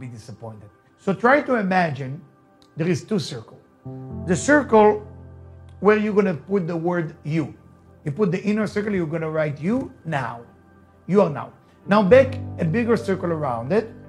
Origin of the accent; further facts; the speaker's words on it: Israel; accent: Israeli; first language Hebrew; English is a second language; moved away; As you can hear my accent, I'm Israeli. I was born in Israel. So my English is not the first language, right? I mean, for me, the first language is Hebrew